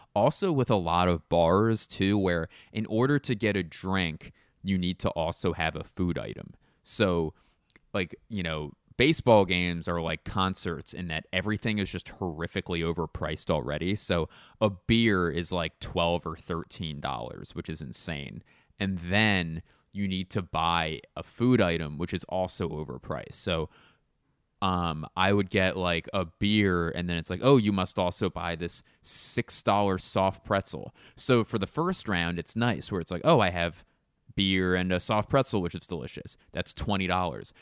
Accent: Philadelphia, Pennsylvania, United States; moved away as an adult; my hometown of Philadelphia

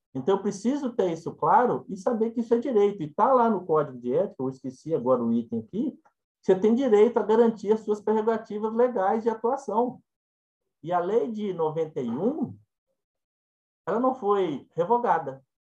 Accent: Minas Gerais, Brazil; eu sou mineiro e falo ai, né? E enquanto mineiro falo ai

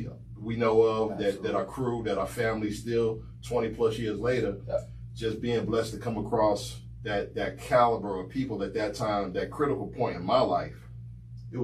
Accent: Salisbury, North Carolina, United States; moved away as an adult; also born or lived in Greensboro, North Carolina / Charlotte, North Carolina; I'm originally from Salisbury

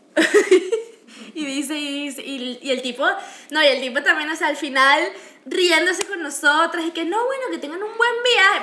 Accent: Venezuela; now in Canada; nosotros somos venezolanas, pero yo soy mitad peruana

